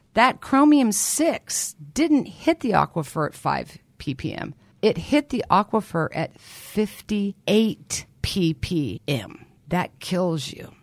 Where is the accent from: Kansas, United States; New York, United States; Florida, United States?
Kansas, United States; Lawrence; I was born and raised in Lawrence, Kansas